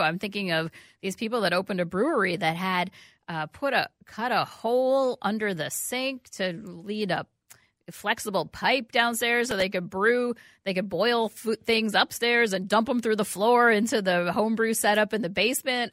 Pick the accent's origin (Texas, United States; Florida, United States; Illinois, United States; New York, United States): New York, United States; New York City; moved away; I grew up in New York City